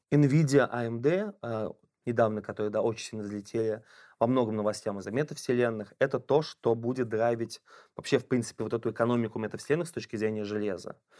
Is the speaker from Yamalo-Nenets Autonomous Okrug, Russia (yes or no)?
no; Ulyanovsk, Ulyanovsk Oblast, Russia; я из Ульяновска